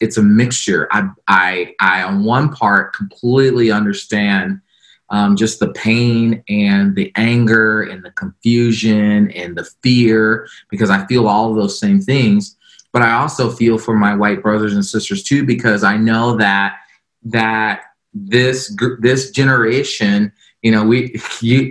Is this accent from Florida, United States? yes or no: yes; Florida, United States; the small community I grew up in Florida